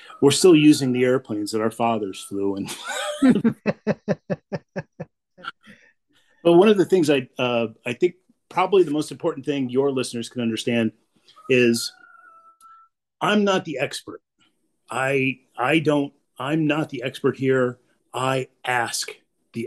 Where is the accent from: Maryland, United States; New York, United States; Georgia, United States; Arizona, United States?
New York, United States; Albany; also born or lived in Africa / Ireland / Somalia; I was born and raised in Albany, New York